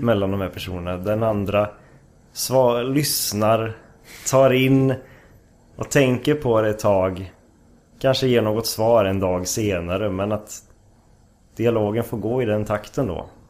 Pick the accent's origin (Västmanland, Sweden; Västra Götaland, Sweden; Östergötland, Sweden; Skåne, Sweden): Västra Götaland, Sweden; Lidköping; moved away as an adult; also born or lived in Stockholm, Sweden; now in Umeå, Sweden; Är ifrån eh, Lidköping, Västergötland